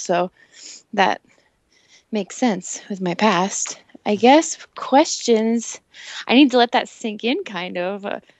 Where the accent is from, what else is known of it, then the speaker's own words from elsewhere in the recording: Massachusetts, United States; moved away as an adult; now in Boulder, United States; I'm from Massachusetts.